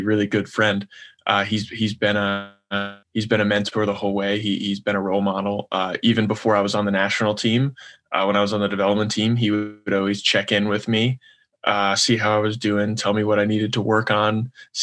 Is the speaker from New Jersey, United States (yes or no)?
yes; Franklin Lakes, New Jersey, United States; I'm from Franklin Lakes, New Jersey.